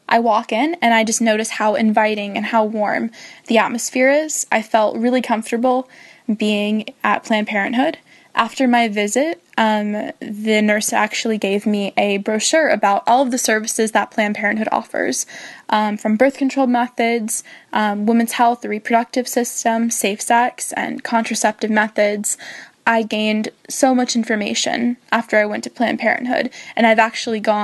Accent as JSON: {"language": "English", "town": "San Diego", "region": "California", "country": "United States", "moved": "yes", "said": "I am from San Diego, California, and I am a junior at Arizona State University."}